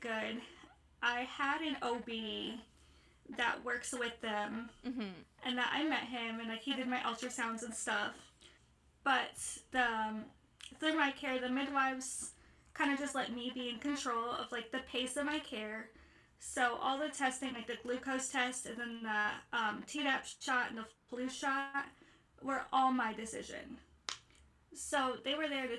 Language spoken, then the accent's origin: English; Ohio, United States; I'm from Ohio in the States.